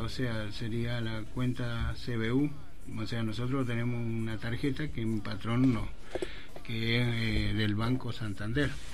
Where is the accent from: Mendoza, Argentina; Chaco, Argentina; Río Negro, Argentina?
Chaco, Argentina; Presidencia Roque Sáenz Peña; moved away as an adult; soy de Roque Sáenz Peña